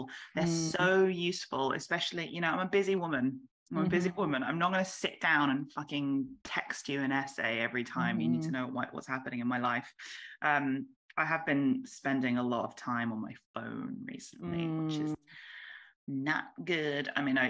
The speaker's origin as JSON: {"language": "English", "town": "Warrington", "region": "North West England", "country": "United Kingdom", "said": "I'm from Manchester, but not really. I'm from Warrington"}